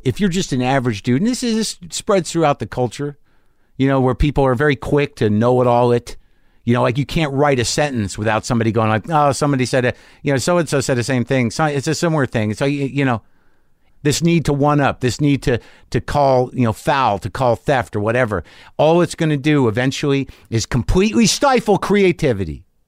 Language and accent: English; New Mexico, United States; I grew up in New Mexico